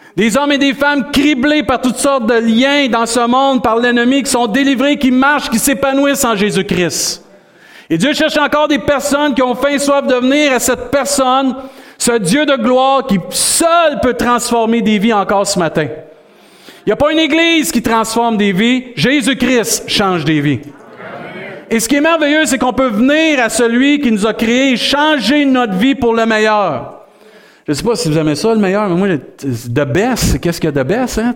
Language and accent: French; Saint-Hyacinthe, Quebec, Canada; now in Rimouski, Canada; Saint-Hyacinthe, c'est ma terre natale. Tu sais, je suis né là, mais ma terre promise, c'est Rimouski